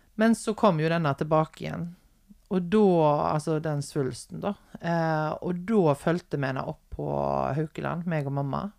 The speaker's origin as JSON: {"language": "Norwegian", "town": "Haugesund", "region": "Rogaland", "country": "Norway", "also_born_or_lived": "Stord", "said": "når jeg flytta fra Stord og ja. hjem igjen til Haugesund."}